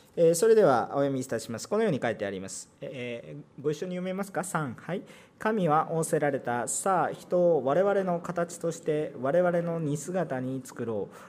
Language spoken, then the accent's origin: Japanese; Japan; moved away as an adult; also born or lived in South Korea; 日本人として韓国に住んでる